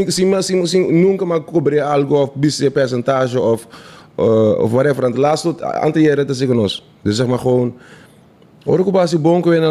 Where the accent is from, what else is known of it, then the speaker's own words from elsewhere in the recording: Netherlands; Ik ben Nederlander, man, G.